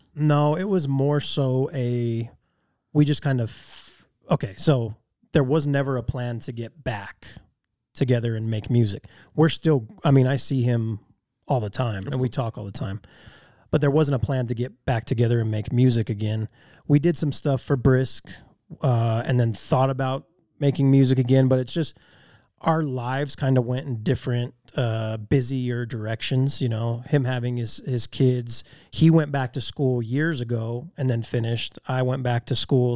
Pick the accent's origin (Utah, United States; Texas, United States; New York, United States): Utah, United States; Magna; also born or lived in West Valley City; I moved out of Magna for two years in junior high school and lived in West Valley, and then we moved back.